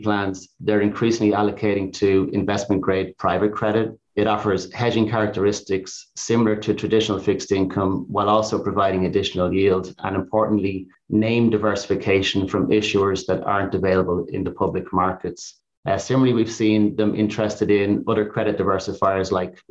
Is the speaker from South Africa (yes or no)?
no; Ireland; now in United States; being Irish